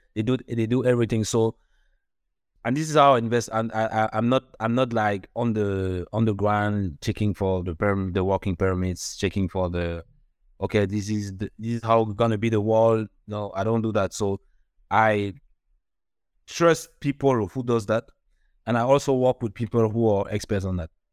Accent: Douala, Littoral, Cameroon; moved away; also born or lived in Paris / Canada; I was born in, in Cameroon, Douala, in Africa

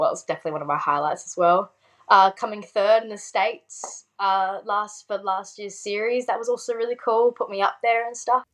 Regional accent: South Australia, Australia; I'm from Australia

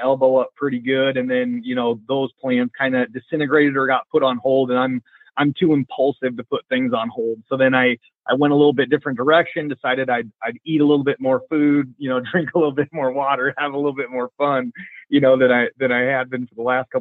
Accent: Vinton, Iowa, United States; I'm from Vinton, Iowa

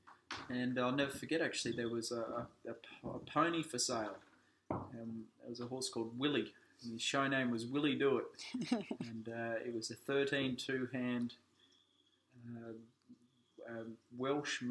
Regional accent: Australia; growing up in Australia

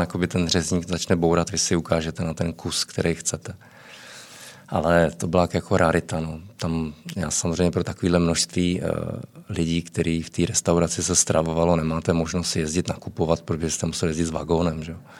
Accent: Czechia; moved away as an adult; also born or lived in Prague / Moscow, Russia / Australia / Estonia; my jsme tam vnímáni jako, jako velmi pozitivně, jako Češi

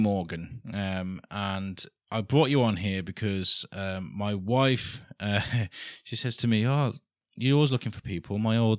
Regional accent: Wales, United Kingdom; also born or lived in Midlands; now in Shrewsbury, United Kingdom; I'm not from Shrewsbury originally. I kind of grown up here, there and everywhere, kind of North Wales and around Midlands and stuff. I moved here last August

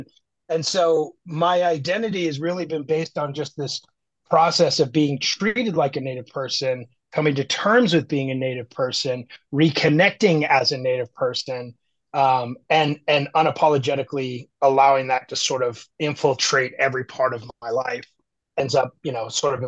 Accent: Park City, Utah, United States; also born or lived in Chattanooga, Tennessee; And we moved to Utah when I was two, which is where my mother grew up. I grew up in Park City, Utah, which is a ski resort town on the west side of the Rocky Mountains. That's where I grew up. It's a ski resort town.

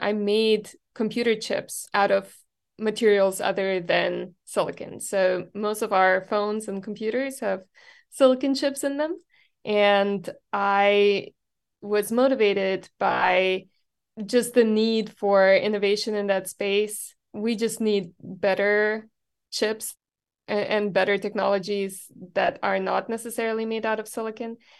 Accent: Germany; moved away as an adult; now in Texas, United States; I grew up in Germany

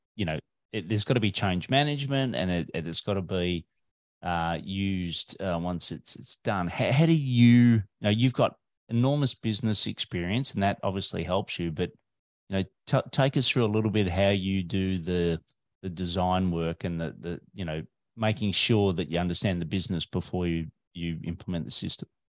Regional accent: Australia

